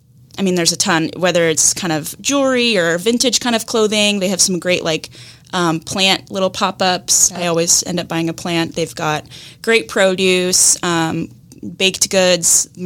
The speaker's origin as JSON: {"language": "English", "region": "Pacific Northwest", "country": "United States", "tie": "born or raised there", "said": "And honestly, like, growing up in the Northwest, you don't really go to the beaches. Like, we have a lot of beaches, but the water's cold."}